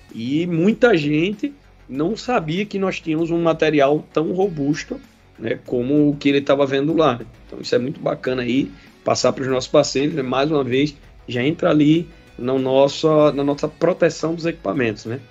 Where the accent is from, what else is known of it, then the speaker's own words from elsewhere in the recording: Pernambuco, Brazil; lá em Pernambuco, minha terra aí, conheço muito.